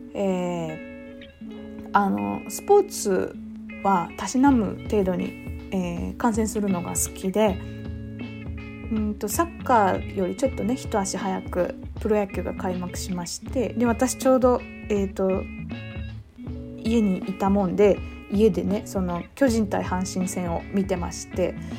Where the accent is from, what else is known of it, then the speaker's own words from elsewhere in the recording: Fukuoka, Japan; 私福岡県民なんですけど